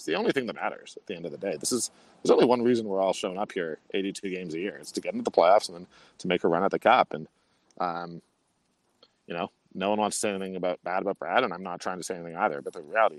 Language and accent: English; Toronto, Ontario, Canada; now in Calgary, Canada; I grew up in Toronto